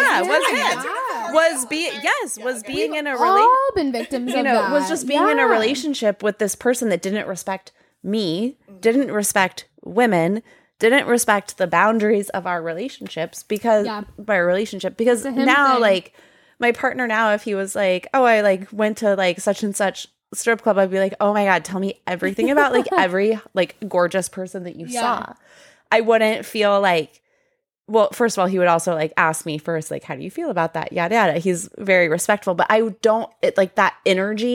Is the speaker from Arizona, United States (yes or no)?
yes; Tucson, Arizona, United States; moved away as an adult; now in Portland, United States; I grew up in Tucson, Arizona